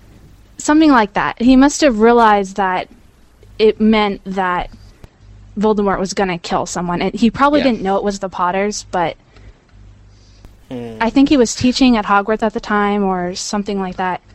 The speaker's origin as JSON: {"language": "English", "region": "Oregon", "country": "United States", "said": "Hi, I'm from Oregon, USA."}